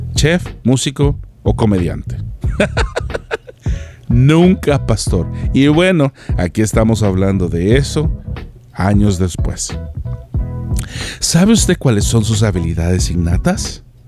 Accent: El Salvador; moved away as an adult; also born or lived in Mexico; en mi natal El Salvador

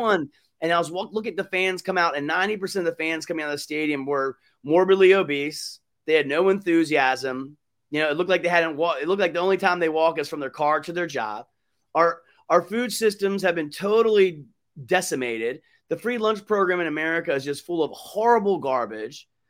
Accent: United States; as an American that loves my country as a veteran

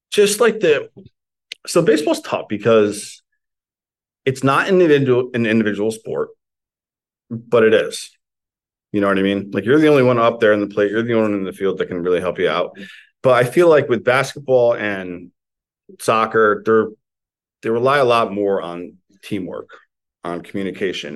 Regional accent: Morris County, New Jersey, United States; I grew up in like North Jersey, Morris County

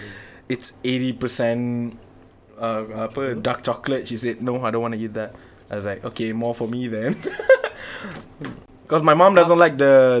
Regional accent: Malaysia; kita orang dari Malaysia.

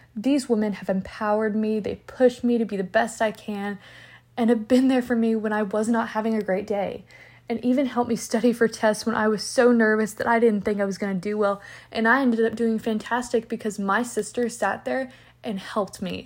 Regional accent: Lexington, Kentucky, United States; I'm actually from Lexington, Kentucky

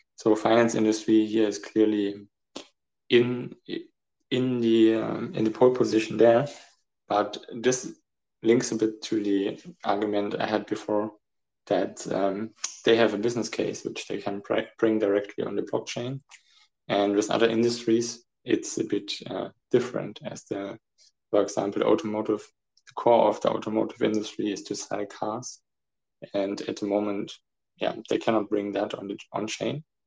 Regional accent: Germany; also born or lived in Frankfurt; I'm from Germany. Uh, I'm located in Frankfurt

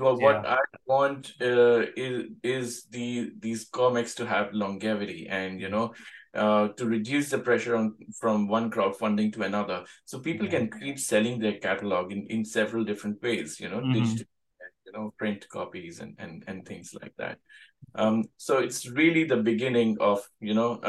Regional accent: India; now in Sydney, Australia; I grew up in India

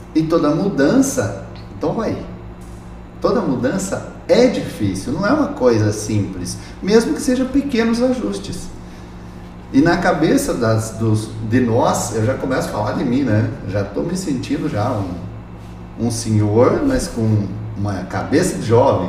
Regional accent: Laranjeiras do Sul, Paraná, Brazil; moved away; Eu sou paranaense, eu nasci numa cidadezinha lá do interior do estado do Paraná, chamada Laranjeiras do Sul

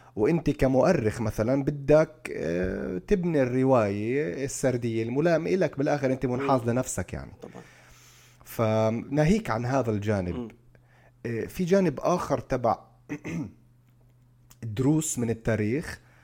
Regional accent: Palestine; احنا كفلسطينيين

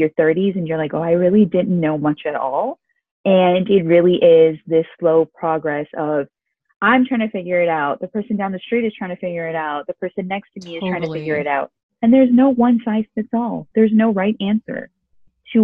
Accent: United States; first language Urdu; English is a second language; also born or lived in Canada; I'm Pakistani American, born and raised between America and Canada.

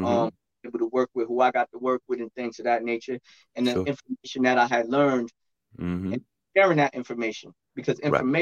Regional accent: New York City, New York, United States; moved away as an adult; Well, I'm from Brooklyn, but we're in a remote location now.

